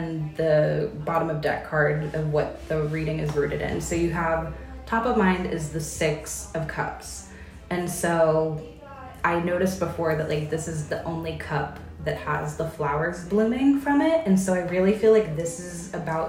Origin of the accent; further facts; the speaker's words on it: Baltimore, Maryland, United States; moved away as an adult; also born or lived in Chicago / Eastern Kentucky; now in New Braunfels, United States; originally from the East Coast, from Baltimore, Maryland